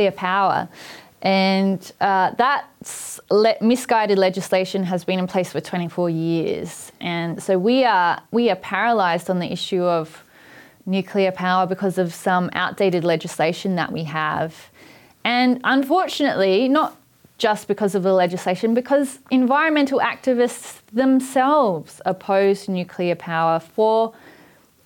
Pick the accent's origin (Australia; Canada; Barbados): Australia; Port Adelaide, South Australia; when I was growing up in Port Adelaide